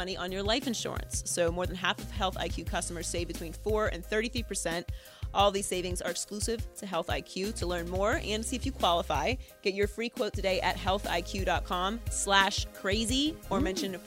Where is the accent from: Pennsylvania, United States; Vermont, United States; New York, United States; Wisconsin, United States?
Pennsylvania, United States; Turtle Creek; also born or lived in Miami; now in Los Angeles, United States; I was born and raised in Turtle Creek, which is a suburb of Pittsburgh.